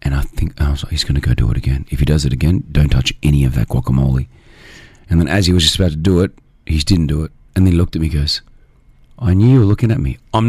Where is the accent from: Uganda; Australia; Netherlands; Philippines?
Australia; accent: Australian; now in United Arab Emirates; Me as an Australian, you know, I've kept my Australian accent.